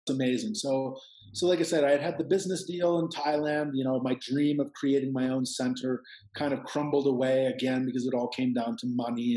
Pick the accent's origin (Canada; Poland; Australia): Canada; now in Peru; I'm Canadian